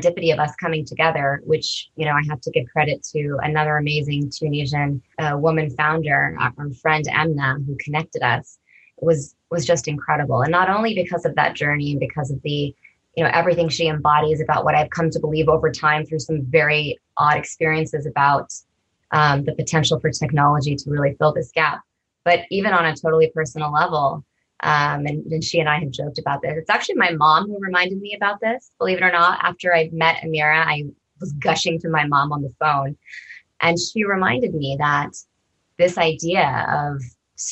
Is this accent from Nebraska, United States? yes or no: no; Mountain View, California, United States; I was born in Mountain View.